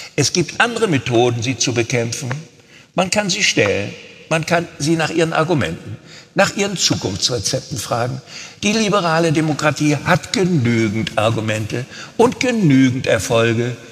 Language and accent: German; Rostock, Mecklenburg-Vorpommern, Germany; moved away as an adult; also born or lived in Cologne; weil ich meine mecklenburgische Heimat liebte, meine Ostsee, mein Rostock, Fischland da oben.